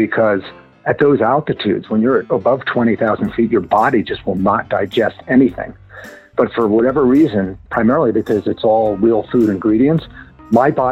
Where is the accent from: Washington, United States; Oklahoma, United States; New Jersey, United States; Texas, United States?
New Jersey, United States; accent: Jersey; moved away as an adult; also born or lived in California; now in Park City, United States; I grew up in New Jersey and was really an East Coast guy